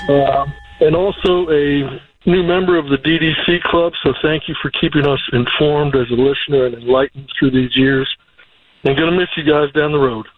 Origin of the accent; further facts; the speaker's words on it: Detroit, Michigan, United States; now in South Bend, United States; I grew up in Detroit